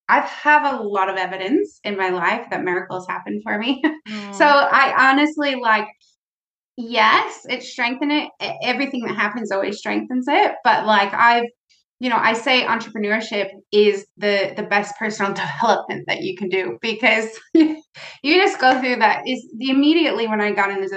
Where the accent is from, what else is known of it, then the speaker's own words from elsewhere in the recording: United States; I'm from the United States